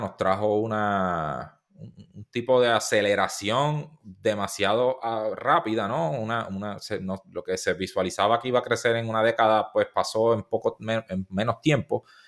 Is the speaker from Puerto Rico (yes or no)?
yes; Puerto Rico; first language Spanish; somos de Puerto Rico